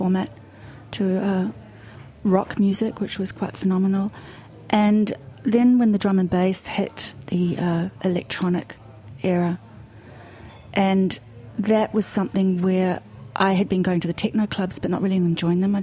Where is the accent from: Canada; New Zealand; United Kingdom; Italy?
New Zealand; now in New York, United States; I was born in New Zealand, miles away from anything to do with America.